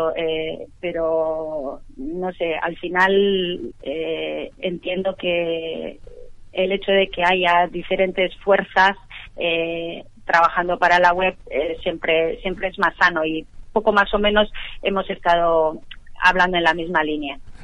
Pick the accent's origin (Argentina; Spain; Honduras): Spain; Basque Country; now in London, United Kingdom; Yo soy del País Vasco